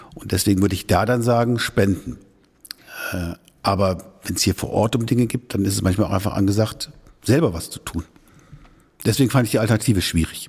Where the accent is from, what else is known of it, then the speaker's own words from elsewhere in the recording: Schüttorf, Lower Saxony, Germany; moved away as an adult; now in Lippe, Germany; in der Grafschaft Bentheim, wo ich aufgewachsen bin, in Schüttorf